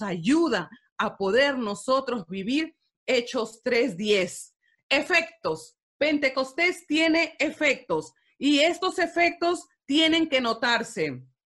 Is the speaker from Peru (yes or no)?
yes; Peru; Yo soy de Perú